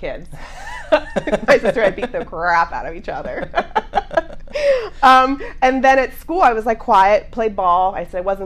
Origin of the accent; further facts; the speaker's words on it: Jackson Center, Ohio, United States; I grew up in a small town, Jackson Center. It's about 30 miles south of here.